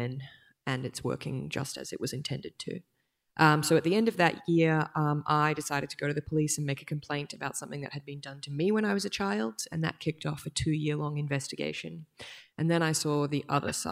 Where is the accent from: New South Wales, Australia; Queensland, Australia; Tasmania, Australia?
Queensland, Australia; Brisbane; now in Sydney, Australia; I was born and raised on Yagara and Turrbal land in Brisbane, and I now am delighted to live in Sydney